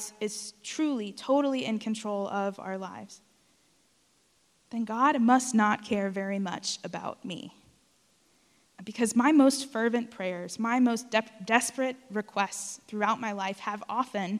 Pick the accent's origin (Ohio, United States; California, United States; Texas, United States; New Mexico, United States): Texas, United States; South; moved away; I grew up in South Texas